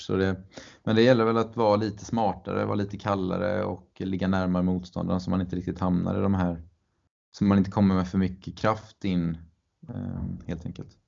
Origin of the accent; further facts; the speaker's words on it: Mölnlycke, Västra Götaland, Sweden; min eh, ja, lokala klubb eh, där jag växte upp. Eller stora delar av min uppväxt i alla fall